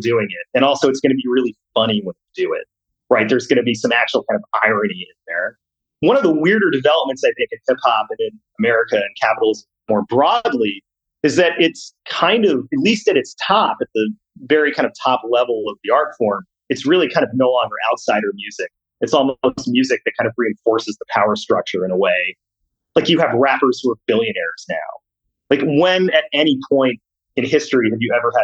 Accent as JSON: {"language": "English", "town": "Silver Spring", "region": "Maryland", "country": "United States", "tie": "born or raised there", "said": "I grew up in Silver Spring, Maryland, in kind of the, you know, not like the Bethesda nice part of the DC suburbs"}